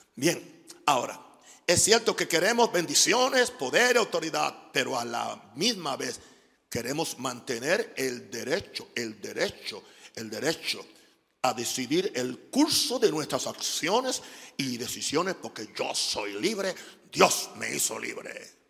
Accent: United States; moved away; soy gringo

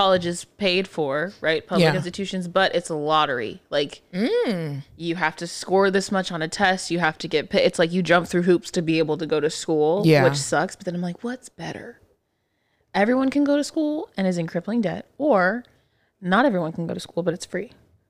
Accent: Texas, United States; we're fucking from Texas

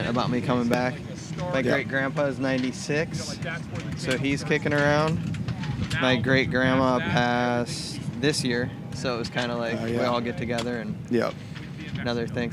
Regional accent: Treasure Island, Florida, United States; also born or lived in Brevard, North Carolina / Pinellas Park, Florida; I grew up in Treasure Island until I was like 11, and then moved over to the East Coast

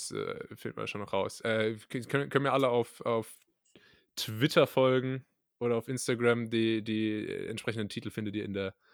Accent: the South, Southern Germany, Germany; bei uns im Süden sagt man Gell

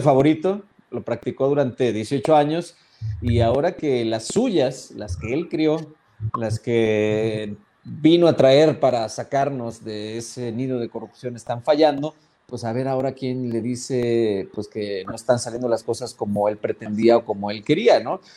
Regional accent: Sonora, Mexico; yo soy de Sonora

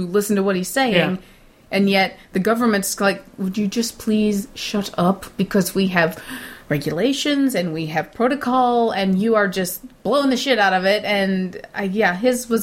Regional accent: Midwest, United States; I'm from the Midwest of America

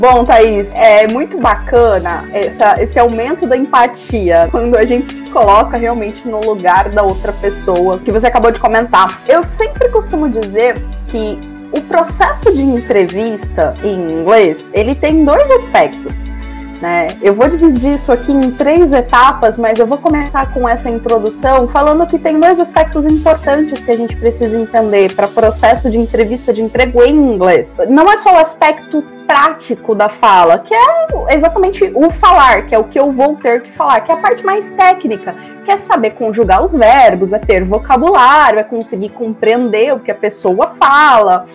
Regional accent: Brazil; nós brasileiros

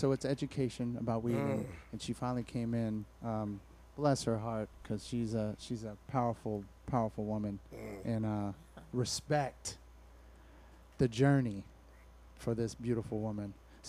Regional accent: Alameda, California, United States; I was raised in Alameda, so you would just have chilling with a bunch of white dudes

